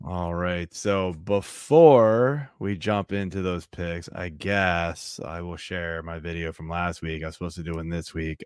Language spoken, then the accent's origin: English; Northern Virginia, United States; now in Montgomery County, Maryland, United States; I grew up in the Northern Virginia side